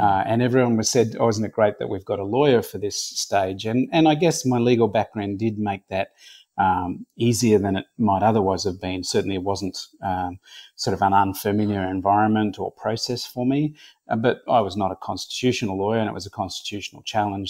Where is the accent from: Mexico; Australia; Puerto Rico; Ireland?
Australia; Brisbane, Queensland; I was born and raised in Brisbane